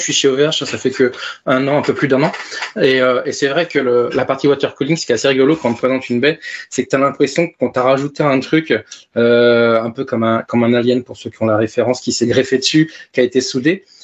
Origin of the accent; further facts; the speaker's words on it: Tours, Centre-Val de Loire, France; à Tours, ma ville d'origine.